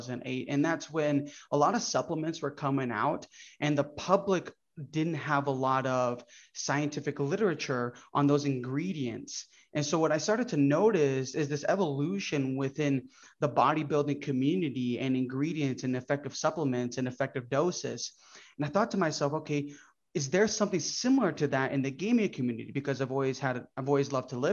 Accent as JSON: {"language": "English", "country": "Brazil", "also_born_or_lived": "Orlando, Florida", "first_language": "Portuguese", "second_language": "English", "moved": "yes", "lives_now": "United States", "said": "I came from Brazil. My whole family migrated from Brazil and we came here"}